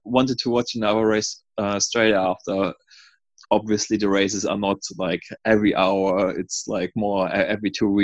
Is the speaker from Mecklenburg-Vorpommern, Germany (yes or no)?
yes; Stralsund, Mecklenburg-Vorpommern, Germany; English is a second language; moved away as an adult; also born or lived in New Zealand; now in Sydney, Australia; Originally, I'm from Germany, Stralsund, in the northeast of Germany. I went to school there, studied around there